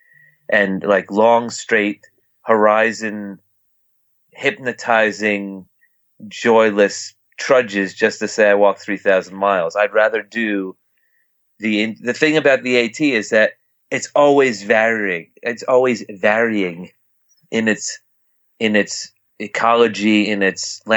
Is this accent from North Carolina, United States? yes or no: no; near Harriman State Park, East Coast, New York, United States; I've grew up on the East Coast. I grew up right near Harriman State Park